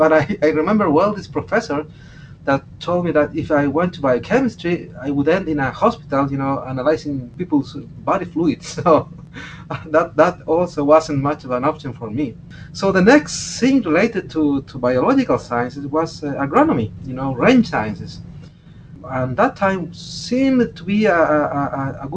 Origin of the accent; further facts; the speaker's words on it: Chile; I was born in the Atacama Desert, amazingly, in the so-called hyper-arid areas